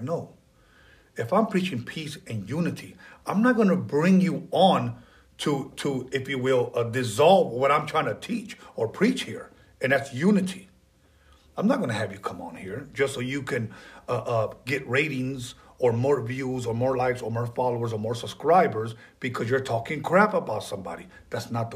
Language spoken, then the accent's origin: English; Wilmington, United States; I live in Wilmington.